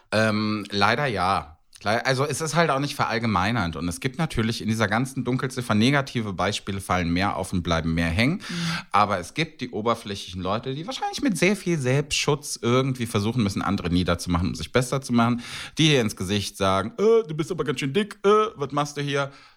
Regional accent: Cologne, North Rhine-Westphalia, Germany; ich bin Kölner und ich kenne den Kölner Karneval

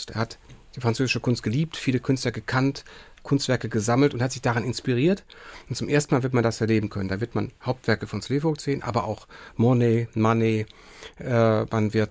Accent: Bochum, North Rhine-Westphalia, Germany; ich bin ja in Bochum aufgewachsen, also in einer Region, die eine gewisse Verwandtschaft mit dem Saarland hat.

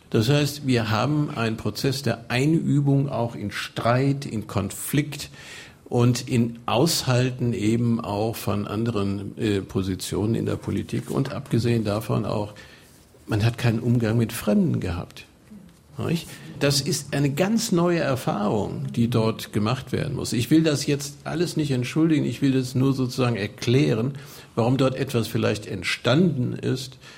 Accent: Rhineland, Germany; now in Dresden, Germany; Ich lebe ja nun seit 1993 in Dresden und bin aus Westdeutschland, aus dem Rheinland dorthin gegangen

